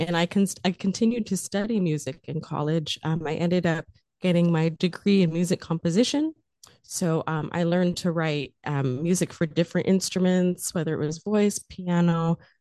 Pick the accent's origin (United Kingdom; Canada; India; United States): United States; California; Well, I grew up in the Central Valley.